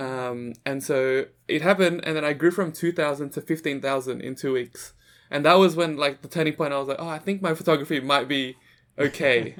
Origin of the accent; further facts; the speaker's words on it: Sydney, New South Wales, Australia; also born or lived in Jakarta, Indonesia; So, I'm originally from Jakarta, Indonesia, and I moved to Sydney, Australia when I was seven years old.